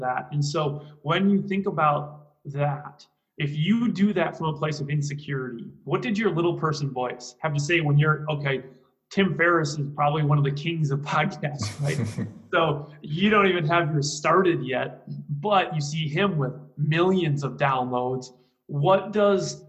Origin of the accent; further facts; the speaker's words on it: Green Bay, Wisconsin, United States; I'm from Green Bay, Wisconsin